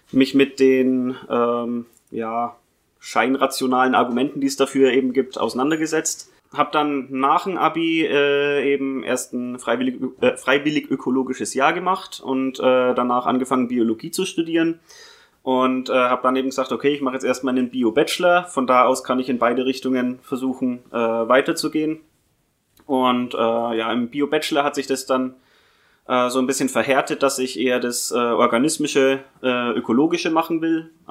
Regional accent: Bavaria, Germany; Ursprünglich geboren und aufgewachsen bin ich im Fichtelgebirge. Das ist nochmal eine Dreiviertelstunde weiter äh, östlich von Bayreuth aus gesehen, aber ähnliche Region.

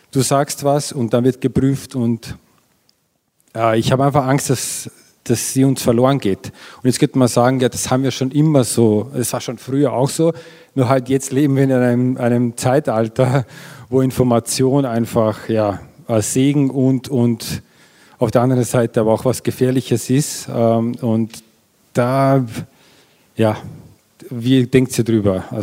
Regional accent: Vienna, Austria; Ich bin aus Wien, und es, man sieht einfach, dass er in die Kita geht

